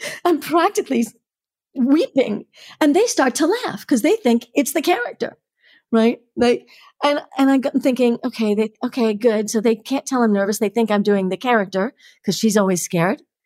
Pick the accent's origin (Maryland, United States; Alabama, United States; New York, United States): New York, United States; New York City; So, I grew up in Harlem, right? So, I grew up in the projects in Harlem.